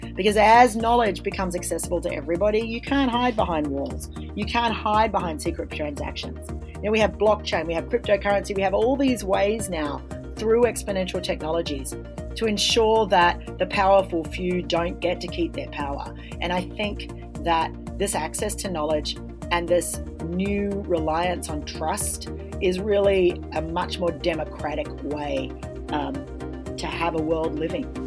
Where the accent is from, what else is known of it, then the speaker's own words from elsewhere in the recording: Australia; As an Australian